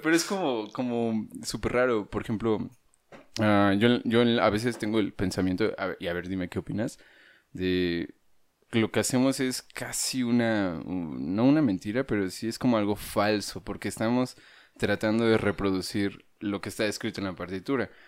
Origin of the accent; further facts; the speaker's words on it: Dolores Hidalgo, Guanajuato, Mexico; moved away as an adult; also born or lived in China; vengo de Guanajuato